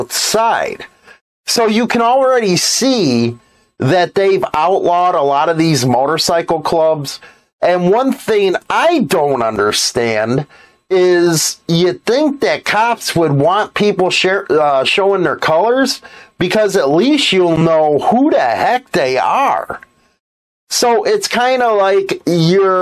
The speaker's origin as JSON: {"language": "English", "country": "United States", "said": "I'm an American"}